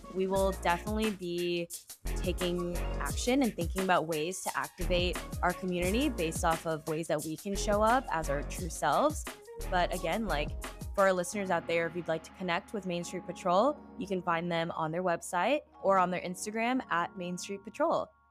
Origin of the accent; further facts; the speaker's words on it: Texas, United States; now in New York, United States; as transplants, I'm from Texas